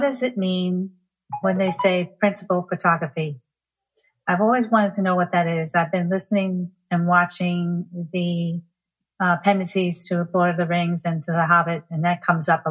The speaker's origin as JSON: {"language": "English", "town": "White Plains", "region": "New York", "country": "United States", "said": "I'm from White Plains, New York."}